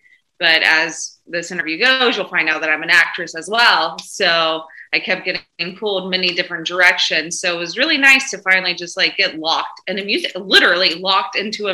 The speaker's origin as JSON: {"language": "English", "region": "the South", "country": "United States", "said": "I'm from the South."}